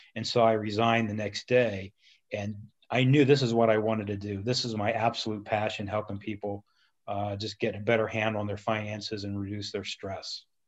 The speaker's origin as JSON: {"language": "English", "town": "Columbus", "region": "Ohio", "country": "United States", "tie": "born or raised there", "also_born_or_lived": "Cincinnati", "said": "I always lived in the city of Columbus, went to Walnut Ridge High School"}